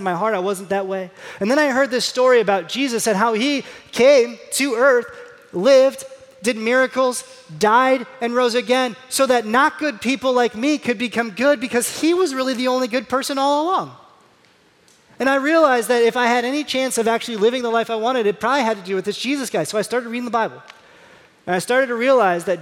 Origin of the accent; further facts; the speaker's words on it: Indiana, United States; I'm from Indiana